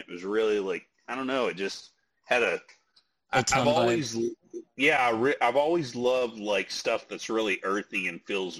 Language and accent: English; West Texas, United States; I grew up out in West Texas